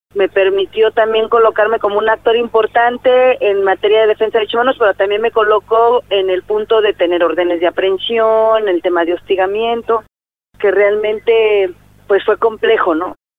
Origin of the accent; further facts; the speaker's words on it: Oaxaca de Juárez, Oaxaca, Mexico; also born or lived in Sierra Sur, Oaxaca; soy de Oaxaca de Juárez y mi familia es originaria de la Sierra Sur. Yo crecí en un espacio comunitario